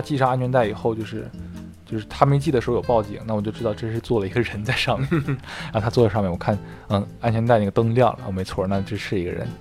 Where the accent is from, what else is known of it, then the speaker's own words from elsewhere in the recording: China; now in United States; 我是中国人